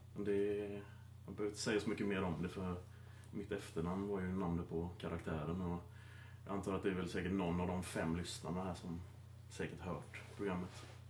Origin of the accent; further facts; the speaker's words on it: Gothenburg, Västra Götaland, Sweden; accent: Gothenburg dialect; jag är göteborgare då, så ville de att jag skulle överdriva min, eh, göteborgska dialekt